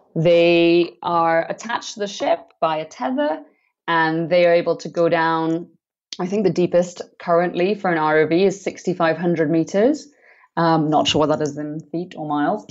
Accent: Trinidad & Tobago; I grew up in the Caribbean on the island on the islands of Trinidad and Tobago

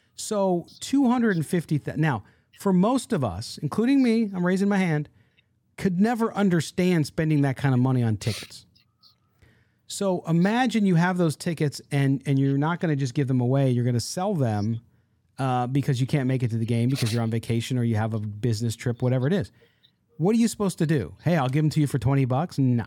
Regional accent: San Diego, California, United States; born or raised there

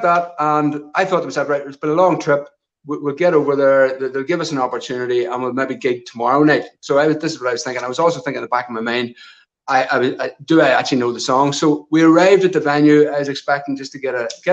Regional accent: near Armagh, Northern Ireland, United Kingdom; I grew up in a rural location just on the north side of the border, close to the southern border into the Republic of Ireland, in a wee place called Katy, which is just outside Armagh

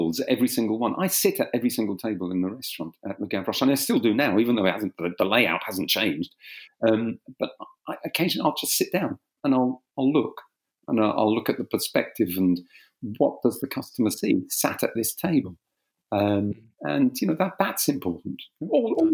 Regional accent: England, United Kingdom; accent: slight South London; first language French; also born or lived in Kent; My father and mother arrived in England in 1958. I was born here.

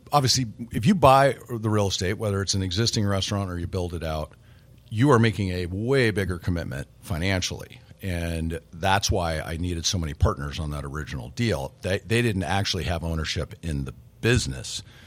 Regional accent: Nebraska, United States; also born or lived in Colorado; now in Wisconsin, United States; I grew up in Nebraska

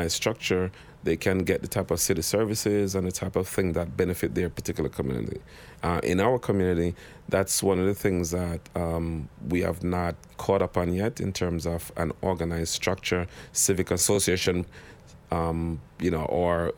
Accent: Jamaica; now in New York City, United States; I am Jamaican

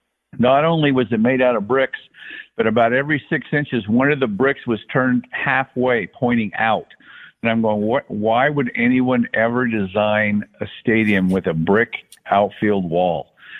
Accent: Brigham City, Utah, United States; Well, I grew up in Brigham City, Utah, which is a very small town in northern Utah, north Salt Lake. It's more of a farming community, ranching community.

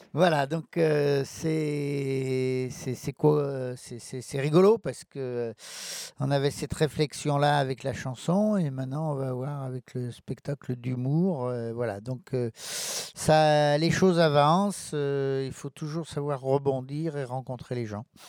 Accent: Rive-de-Gier, Auvergne-Rhône-Alpes, France; also born or lived in Lorette; je suis né à Lorette, euh, la, une petite ville, euh, située, euh, juste aux portes de Rive-de-Gier.

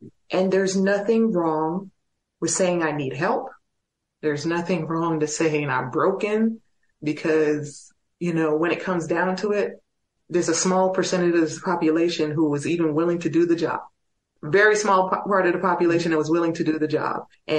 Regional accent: El Paso, Texas, United States; My hometown is very supportive, but also I can reach out to some of the other guys. Joseph Hudson, one of my fellow prisoners of war, lives here in El Paso.

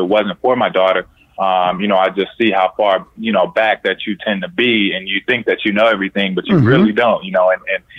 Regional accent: Indiana, United States; Born and raised in Indiana.

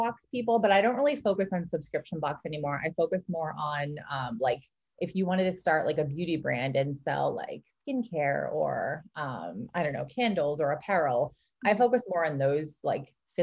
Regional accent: Boston, Massachusetts, United States; moved away as an adult; now in California, United States; I'm from Boston originally. We moved to California

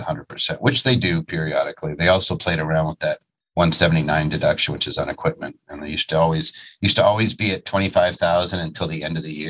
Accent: Dallas, Texas, United States; I am from Dallas.

